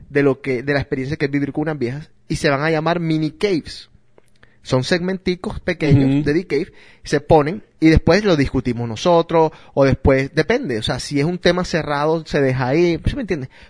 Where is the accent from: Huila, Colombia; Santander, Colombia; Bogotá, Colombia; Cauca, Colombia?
Huila, Colombia; Neiva; Soy de Neiva, oh bien.